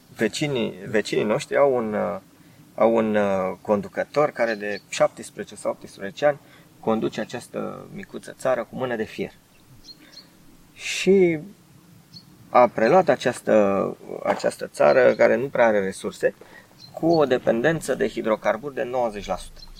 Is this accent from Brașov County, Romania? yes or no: no; Bucharest, Romania; eu ca bucureștean